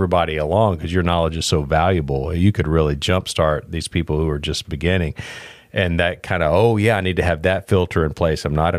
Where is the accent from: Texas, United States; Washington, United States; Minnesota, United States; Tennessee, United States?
Texas, United States; Pasadena; also born or lived in South Houston; because I grew up in Pasadena, Texas.